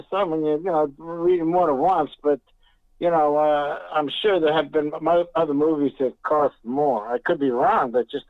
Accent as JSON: {"language": "English", "town": "Washington", "region": "District of Columbia", "country": "United States", "tie": "born or raised there", "moved": "yes", "lives_now": "West Coast, United States", "said": "if you're asking where I was raised, correct. from Washington, D.C."}